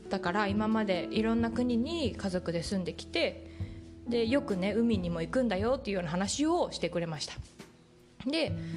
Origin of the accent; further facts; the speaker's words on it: Japan; moved away; 日本出身